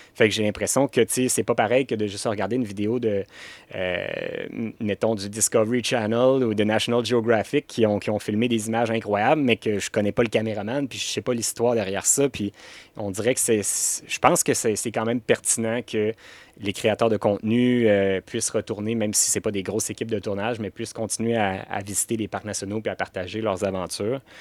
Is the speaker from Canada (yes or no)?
yes; Canada; on est Canadien